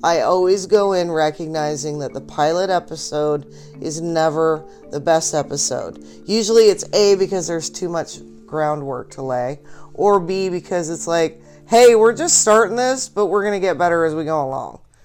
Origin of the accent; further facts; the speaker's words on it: Boise, Idaho, United States; I grew up in Mormonville, uh, Boise